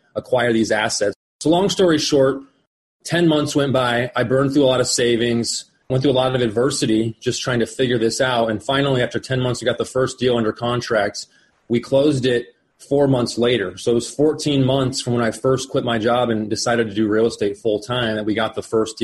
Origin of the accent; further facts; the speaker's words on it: Phoenix, Arizona, United States; also born or lived in Colorado; I was born and raised here in Phoenix, Arizona